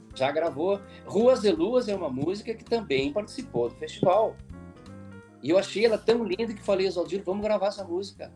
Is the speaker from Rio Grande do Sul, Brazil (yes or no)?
yes; Campo Novo, Rio Grande do Sul, Brazil; moved away; also born or lived in Passo Fundo; na minha cidade, em Campo Novo, onde eu nasci